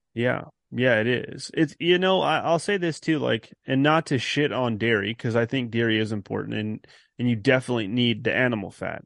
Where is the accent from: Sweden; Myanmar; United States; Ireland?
United States; California; moved away as an adult; I'm originally from California